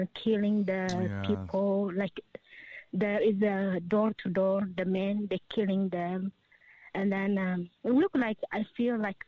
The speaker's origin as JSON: {"language": "English", "country": "Ethiopia", "second_language": "English", "moved": "yes", "said": "I am from Ethiopia"}